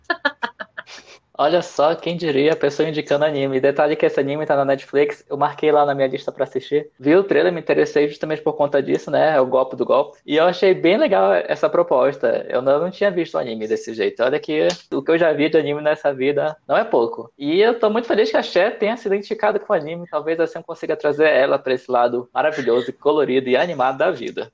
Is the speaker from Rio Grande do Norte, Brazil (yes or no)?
no; Manaus, Amazonas, Brazil; moved away as an adult; now in São Paulo, Brazil; eu sou nascido e criado em Manaus, bem de Amazônia, e mudei para São Paulo no meio do ano de 2016